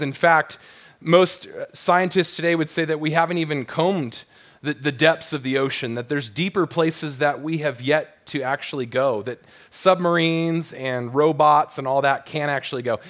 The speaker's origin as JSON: {"language": "English", "region": "Southern California", "country": "United States", "tie": "born or raised there", "said": "growing up in Southern California"}